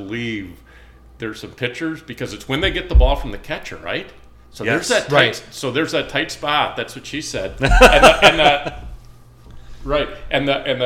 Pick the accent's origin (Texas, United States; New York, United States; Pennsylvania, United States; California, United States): California, United States; I'm from California